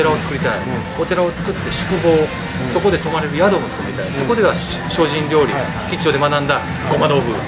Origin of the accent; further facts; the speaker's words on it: Nara, Japan; also born or lived in Osaka; now in Fukuoka, Japan; 奈良で僕は生まれ育